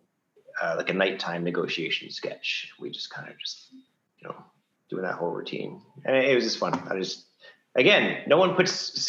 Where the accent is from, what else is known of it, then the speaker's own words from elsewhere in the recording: Ottawa, Ontario, Canada; I'm from Ottawa, we don't get tornadoes